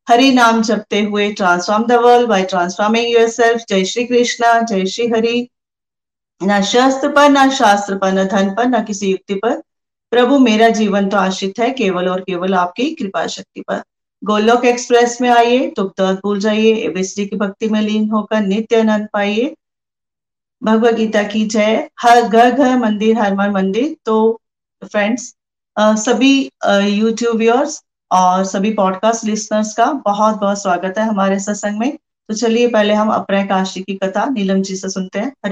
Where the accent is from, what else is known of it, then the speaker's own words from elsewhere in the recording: Pathankot, Punjab, India; और मैं पठानकोट से हूँ